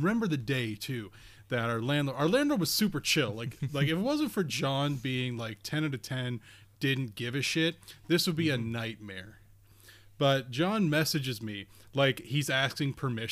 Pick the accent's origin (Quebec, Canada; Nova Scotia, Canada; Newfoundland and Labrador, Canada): Nova Scotia, Canada; also born or lived in southern Ontario; now in Ontario, Canada; I'm originally from Nova Scotia